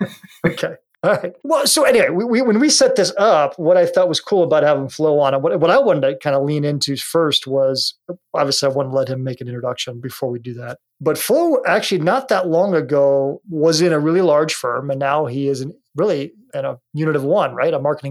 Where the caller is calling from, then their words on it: Seattle, Washington, United States; Now I'm calling from Seattle, Washington today.